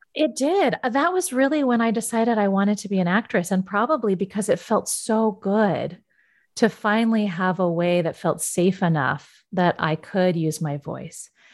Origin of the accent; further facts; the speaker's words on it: Yosemite, California, United States; I grew up in Yosemite.